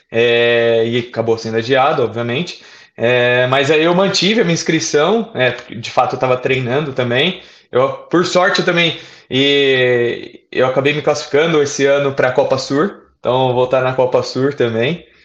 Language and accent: Portuguese; Santana de Parnaíba, São Paulo, Brazil; Eu sou, sou da cidade aqui de Santana de Parnaíba, né, que é colada a, ba a Barueri.